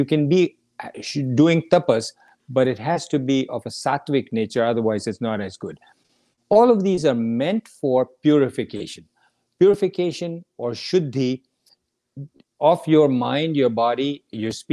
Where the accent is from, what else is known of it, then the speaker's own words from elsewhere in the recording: India; growing up in India